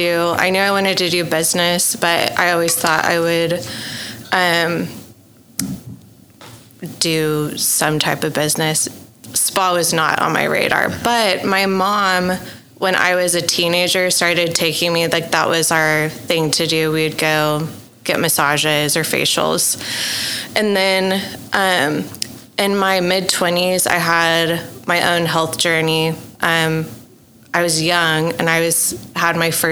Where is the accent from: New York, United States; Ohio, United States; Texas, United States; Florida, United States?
Texas, United States; Dallas; moved away as an adult; now in Oklahoma City, United States; I am originally from Dallas, Texas